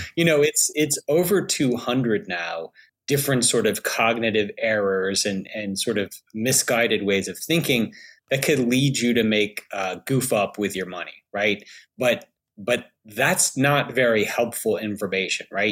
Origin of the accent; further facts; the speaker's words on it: Alabama, United States; I'm from Alabama.